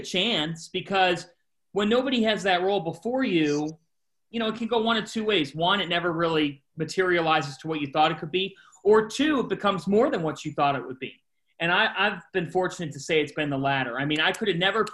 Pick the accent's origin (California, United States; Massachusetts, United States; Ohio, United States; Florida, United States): Ohio, United States; Westlake; moved away as an adult; also born or lived in New York, New Jersey area; I being in Ohio, growing up in Ohio, you live, breathe, sleep, everything Cleveland